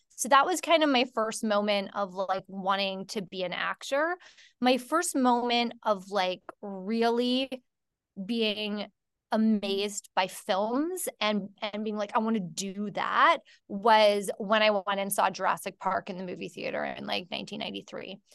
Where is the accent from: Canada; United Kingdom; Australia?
Canada; I'm from Canada